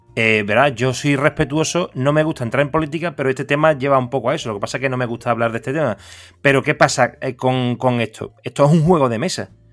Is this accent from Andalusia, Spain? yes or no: yes; Seville, Andalusia, Spain; yo soy de Sevilla